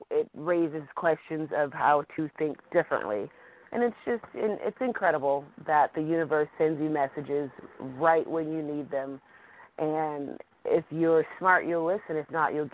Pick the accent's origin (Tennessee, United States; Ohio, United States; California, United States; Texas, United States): California, United States; San Francisco; I am from San Francisco, California